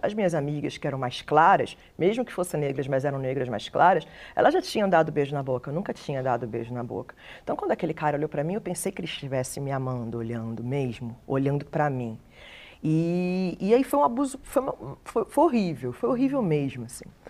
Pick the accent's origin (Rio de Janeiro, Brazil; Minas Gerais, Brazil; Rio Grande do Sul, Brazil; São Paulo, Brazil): Rio de Janeiro, Brazil; eu sou cria do Morro do Dendê, na Ilha do Governador